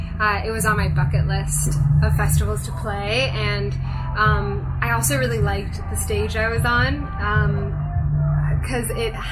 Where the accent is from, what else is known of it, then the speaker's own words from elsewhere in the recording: Japan; also born or lived in London / Hong Kong; now in Los Angeles, United States; So I was born in London, but I grew up in Japan and Hong Kong.